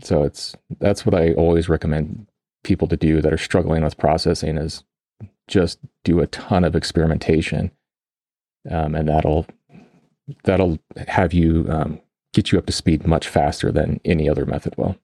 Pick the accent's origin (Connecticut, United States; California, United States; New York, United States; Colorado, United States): Colorado, United States; I grew up in Colorado